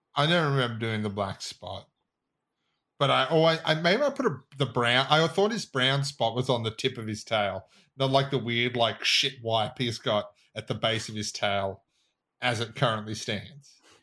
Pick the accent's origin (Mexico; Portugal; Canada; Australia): Australia; as an Australian